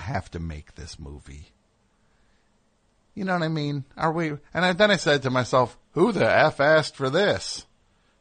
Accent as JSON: {"language": "English", "region": "New Jersey", "country": "United States", "said": "I'm from New Jersey"}